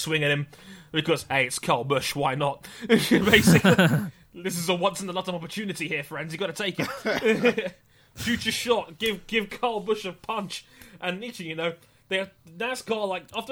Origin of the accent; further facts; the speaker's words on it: United Kingdom; I'm a Brit